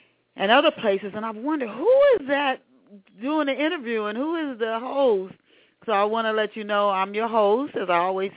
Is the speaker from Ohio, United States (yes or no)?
yes; Dayton, Ohio, United States; my hometown of Dayton